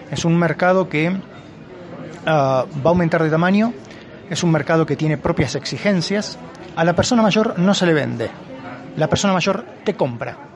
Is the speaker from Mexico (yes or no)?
yes; Mexico; born there; cuando yo nací, yo tengo 53 años, en el año 67, cuando yo nací aquí en México